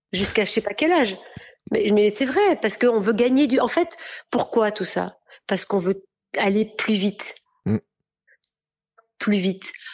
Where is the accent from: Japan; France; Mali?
France; Orléans, Centre-Val de Loire; moved away; also born or lived in Paris / south of France; j'ai quand même grandi à Orléans